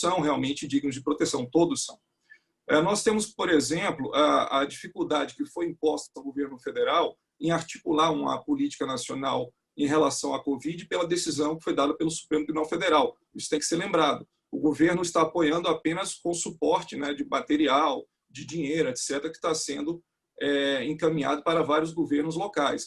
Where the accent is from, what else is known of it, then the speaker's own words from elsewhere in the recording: Northeast Region, Brazil; Eu mesmo sou nordestino